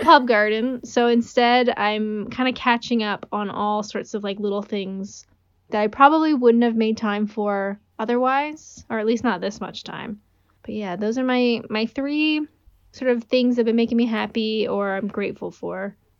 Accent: Canada; I'm Canadian

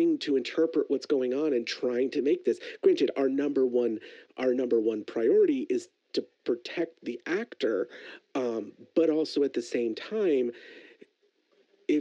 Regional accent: Florida, United States; moved away; I'm originally from Florida.

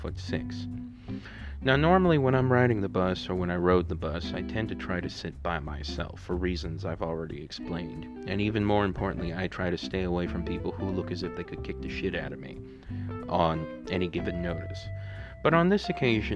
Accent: St. Louis, Missouri, United States; here in St. Louis, my hometown

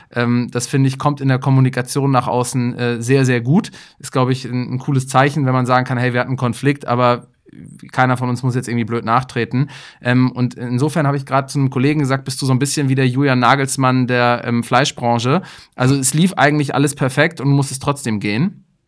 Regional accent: Kiel, Schleswig-Holstein, Germany; für mich als Kieler

